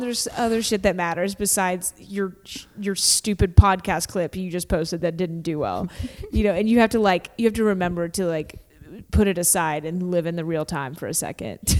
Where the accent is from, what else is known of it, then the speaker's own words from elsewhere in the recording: Kentucky, United States; I grew up in Kentucky